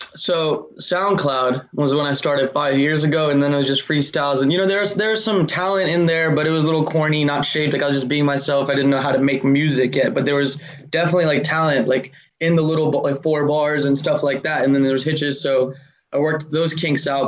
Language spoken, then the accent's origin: English; Atlanta, Georgia, United States; also born or lived in Cleveland, Ohio / Augusta, Georgia / Louisville, Kentucky / Virginia; I was born in Cleveland, Ohio, then moved to Georgia at nine years old in Augusta, and then we moved to Atlanta at 11.